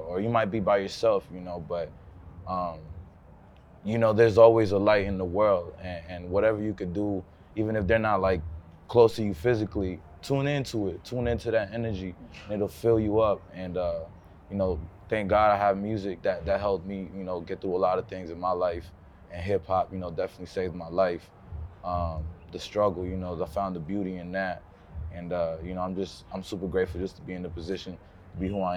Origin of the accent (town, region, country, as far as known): United States; born or raised there; also born or lived in Colombia